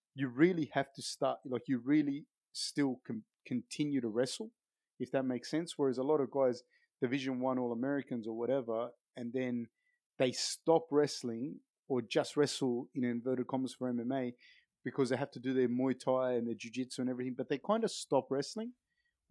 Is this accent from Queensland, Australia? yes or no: no; Sydney, New South Wales, Australia; where I grew up on the East Coast in Sydney.